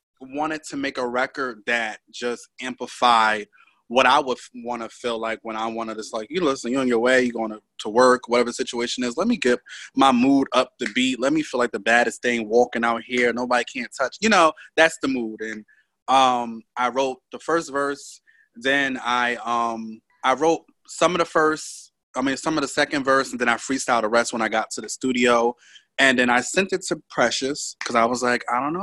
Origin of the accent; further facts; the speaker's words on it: Connecticut, United States; I'm from Connecticut, born and raised